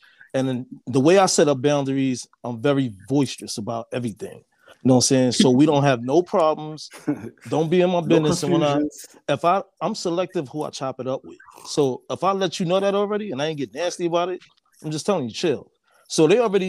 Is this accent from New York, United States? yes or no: yes; New York City, New York, United States; I'm from Harlem originally